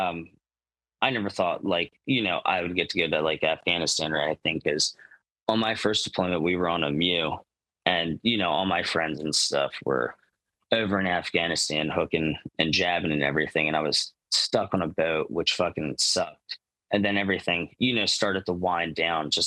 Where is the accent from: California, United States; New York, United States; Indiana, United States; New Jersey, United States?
New Jersey, United States; I'm from New Jersey